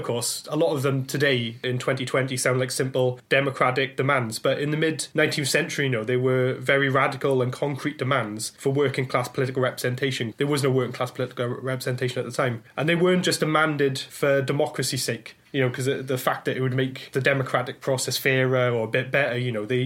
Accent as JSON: {"language": "English", "town": "Blackwood", "region": "Wales", "country": "United Kingdom", "tie": "born or raised there", "said": "growing up in Wales, I was fortunate to learn all about the Chartist struggle because it was taught as local history. So in my hometown of Blackwood"}